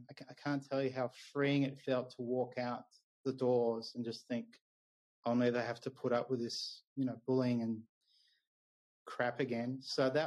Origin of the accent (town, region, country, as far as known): Melbourne, Victoria, Australia; moved away as an adult; also born or lived in Japan